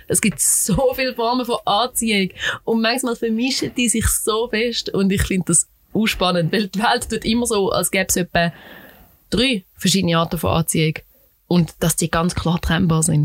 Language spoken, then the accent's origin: German; Switzerland; ich als Schweizerin